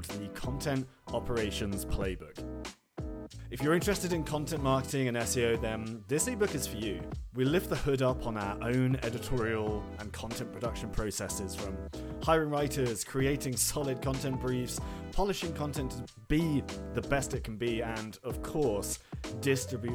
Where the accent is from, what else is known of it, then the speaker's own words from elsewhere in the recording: United Kingdom; Being British, that's how we do things here.